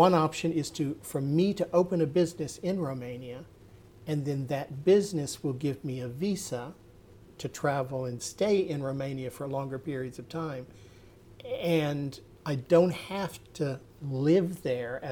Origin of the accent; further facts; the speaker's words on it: United States; moved away; also born or lived in New Zealand; as an American